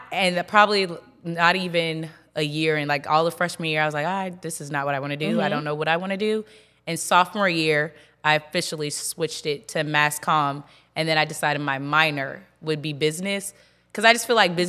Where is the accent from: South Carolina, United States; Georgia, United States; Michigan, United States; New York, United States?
South Carolina, United States; Charleston; moved away as an adult; also born or lived in Rock Hill, South Carolina; now in Charlotte, United States; I'm from Charleston, South Carolina. I went to school in Rock Hill with you at Winthrop University.